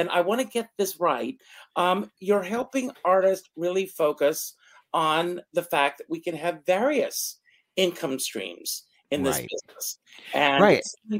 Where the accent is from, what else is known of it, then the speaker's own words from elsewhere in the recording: Myrtle Beach, South Carolina, United States; my hometown of Myrtle Beach, South Carolina